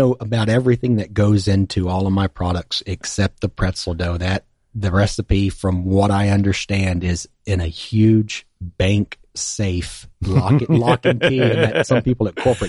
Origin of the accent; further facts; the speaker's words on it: Central Texas, United States; now in Pensacola, United States; I grew up in Central Texas